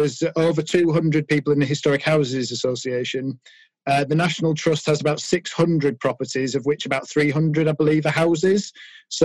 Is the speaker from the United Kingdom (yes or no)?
yes; York, Yorkshire and the Humber, United Kingdom; I grew up in York, which is the capital of Yorkshire